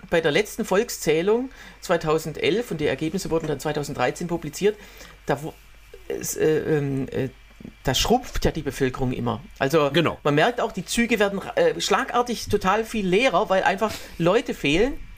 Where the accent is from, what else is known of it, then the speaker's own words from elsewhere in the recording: Waldbach, Germany; moved away; in Waldbach, also in meiner äh, Heimat